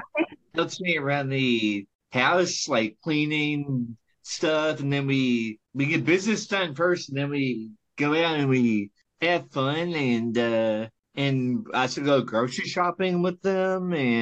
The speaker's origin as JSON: {"language": "English", "town": "Louisville", "region": "Kentucky", "country": "United States", "tie": "born or raised there", "said": "Born and bred."}